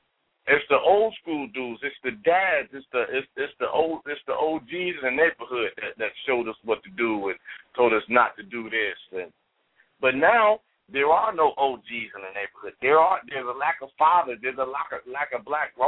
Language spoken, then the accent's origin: English; Ohio, United States; I'm from Ohio.